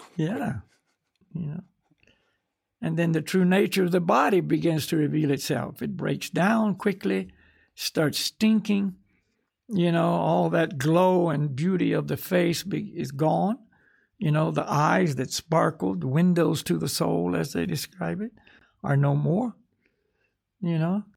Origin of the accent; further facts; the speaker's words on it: United States; I'm from America, you know. In other words, this is where I took my birth this time